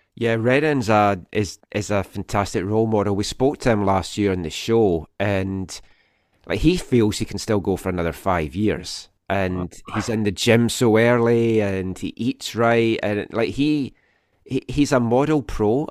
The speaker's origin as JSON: {"language": "English", "region": "Scotland", "country": "United Kingdom", "moved": "yes", "lives_now": "Vancouver, Canada", "said": "as a Scottish person"}